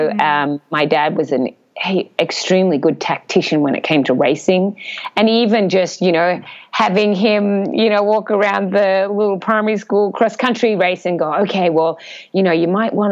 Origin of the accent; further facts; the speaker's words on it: Australia; as third Australian girl. And, you know, we come from a pretty flat country